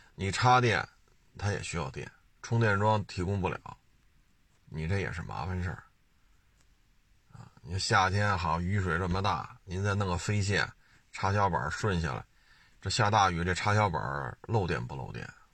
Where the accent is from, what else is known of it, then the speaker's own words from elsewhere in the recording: Beijing, China; 我生在这儿，长在这儿